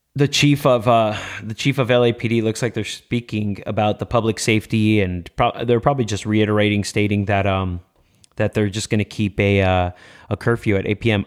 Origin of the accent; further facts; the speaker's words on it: Los Angeles, California, United States; born and raised in MacArthur Park in downtown Los Angeles on six and Bonnie Bray